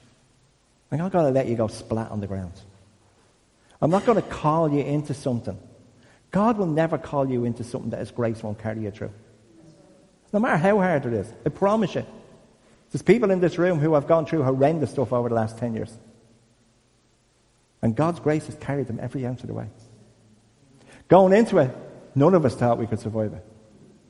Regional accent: Dublin, Leinster, Ireland; I'm from Crumlin

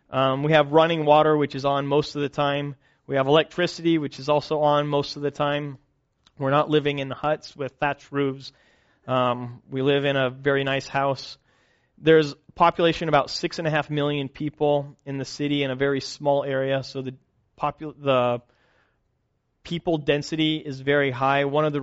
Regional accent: Kenya; We're both missionary kids. I grew up in Kenya.

